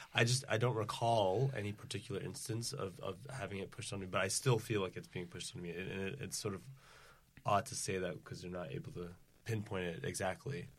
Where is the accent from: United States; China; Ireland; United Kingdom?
United States; Providence, Rhode Island; I'm from, uh, Providence, Rhode Island